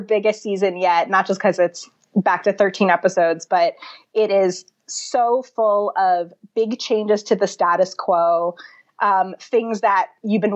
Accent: New Jersey, United States; I'm from New Jersey, and I have very deep New Jersey bona fides.

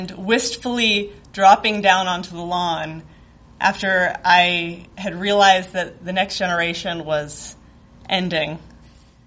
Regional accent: rural Northern California, United States; born or raised there; moved away as an adult; now in Chicago, United States

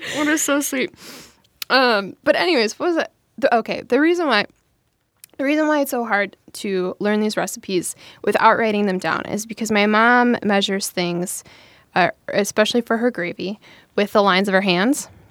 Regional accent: Streamwood, Illinois, United States; my hometown's women's club, I was like, Streamwood Women's Club. And, like, my hometown is tiny. It's, it's, it's like a northwest suburb of Chicago

